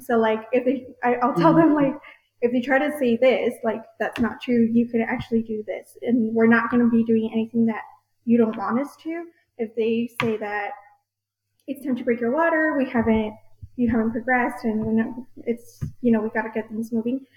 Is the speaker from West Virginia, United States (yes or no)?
no; El Paso, Texas, United States; I was born and raised here in El Paso